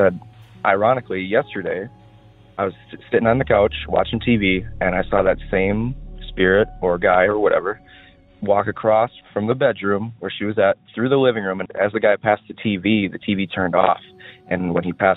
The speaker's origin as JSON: {"language": "English", "region": "Wisconsin", "country": "United States", "tie": "born or raised there", "said": "I grew up in Wisconsin"}